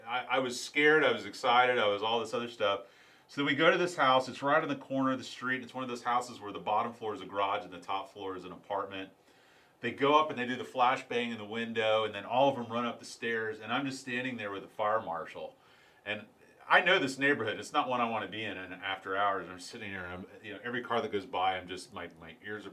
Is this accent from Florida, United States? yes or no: yes; St. Petersburg, Florida, United States; I knew that area very well growing up in St. Pete